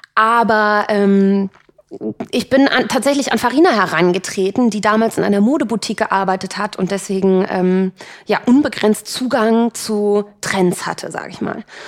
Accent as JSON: {"language": "German", "town": "Cologne", "region": "North Rhine-Westphalia", "country": "Germany", "said": "Ich bin ja Kölnerin"}